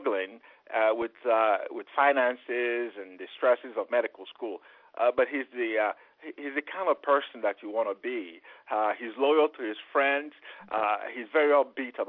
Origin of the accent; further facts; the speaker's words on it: Onitsha, Anambra, Nigeria; moved away; also born or lived in Memphis, Tennessee; my hometown, Onisha, where you have the River Niger